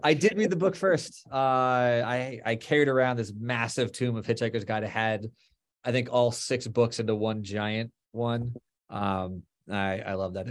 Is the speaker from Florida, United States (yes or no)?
yes; Florida, United States; moved away as an adult; also born or lived in Boston / Los Angeles / New York; now in New Jersey, United States; We grew up in Florida